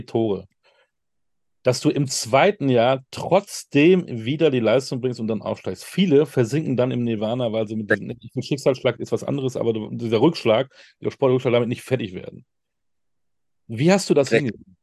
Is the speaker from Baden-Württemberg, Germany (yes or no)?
no; Münster, North Rhine-Westphalia, Germany; moved away; als Münsteraner